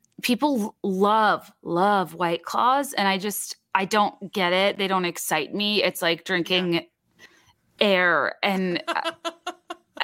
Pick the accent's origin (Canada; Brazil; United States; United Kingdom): United States; East Coast; moved away as an adult; now in Chicago, United States; I grew up on the East Coast